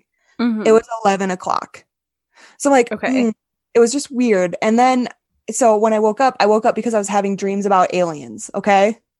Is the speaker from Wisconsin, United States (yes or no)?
yes; Wisconsin, United States; I thought Santa Fe was breathtaking because I'm from Wisconsin. I've never seen mountains before. All I see is literally mountains of cornfields. And then I moved to North Texas and it's just flat as flat can be.